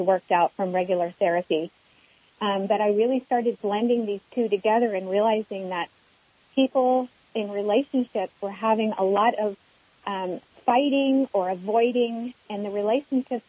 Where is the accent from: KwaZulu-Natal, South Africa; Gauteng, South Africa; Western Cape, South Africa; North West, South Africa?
Gauteng, South Africa; Johannesburg; moved away; I was born in Johannesburg before apartheid was abolished, so I experienced a lot of war trauma and immigration issues